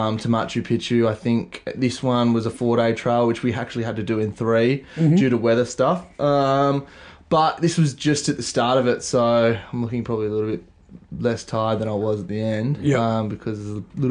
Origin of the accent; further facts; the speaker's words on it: Mollymook, New South Wales, Australia; So I grew up in Mollymook